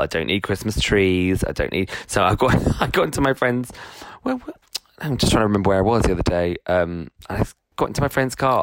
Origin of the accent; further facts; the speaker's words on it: United Kingdom; one of the things that we love is self-deprecation as uh, you know as British people